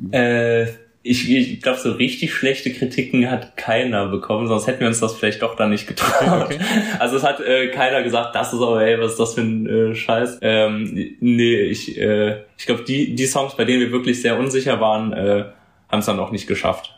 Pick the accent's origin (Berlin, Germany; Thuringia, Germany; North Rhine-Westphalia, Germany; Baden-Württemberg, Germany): North Rhine-Westphalia, Germany; Cologne; Köln ist für mich äh, tatsächlich, äh, wenn sie, auch wenn sich das ein bisschen kitschig anhört, meine Heimat, da wohne ich und habe äh, großen Freundeskreis, Familie